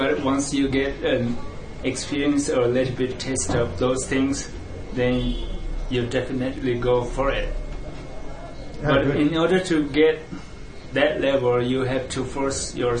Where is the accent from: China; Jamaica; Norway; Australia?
China; southeast Tibet; now in Dharamshala, India; My hometown is southeast of Tibet, and I'm 33.